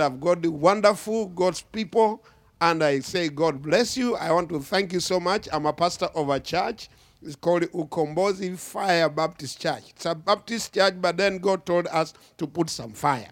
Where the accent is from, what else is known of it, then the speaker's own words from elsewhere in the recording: Kenya; I come from Kenya, Africa, uh, East Africa